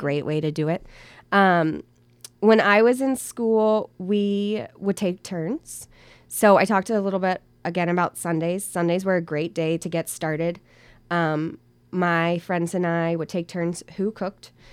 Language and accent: English; Virginia, United States; moved away as an adult; now in Hillsdale, United States; I'm not from here. I'm originally from Virginia